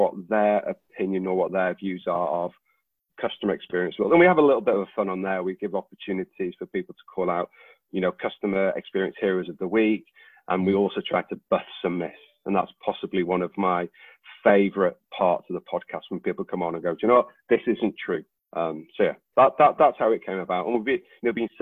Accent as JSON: {"language": "English", "region": "Wales", "country": "United Kingdom", "said": "I'm Welsh"}